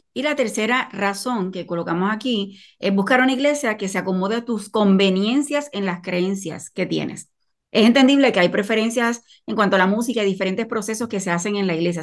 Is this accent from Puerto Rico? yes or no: yes; Puerto Rico; soy de Puerto Rico